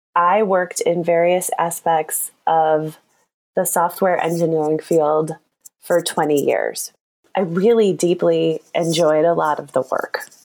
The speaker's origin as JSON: {"language": "English", "region": "Michigan", "country": "United States", "tie": "born or raised there", "also_born_or_lived": "Chicago", "moved": "as an adult", "lives_now": "San Francisco, United States", "said": "I grew up in Michigan, and I've been living in Chicago"}